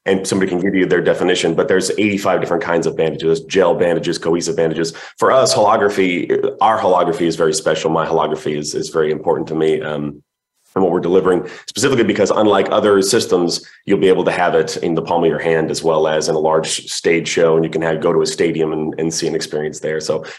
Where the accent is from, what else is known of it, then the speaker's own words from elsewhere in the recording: New Orleans, Louisiana, United States; I was raised in New Orleans, so etouffee and gumbo were pretty much what I was raised on.